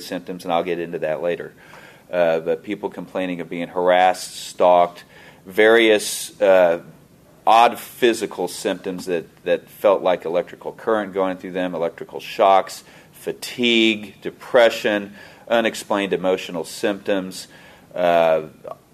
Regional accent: Kansas City, United States; also born or lived in Fort Leavenworth; I'm from Kansas City

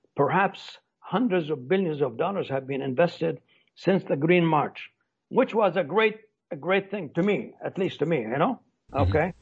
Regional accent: Palestine; also born or lived in United States; now in Morocco; as a Palestinian

